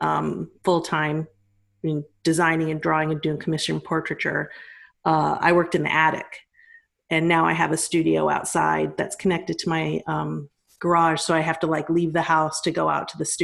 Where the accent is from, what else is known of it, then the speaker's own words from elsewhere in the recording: Colorado, United States; moved away; I'm from Colorado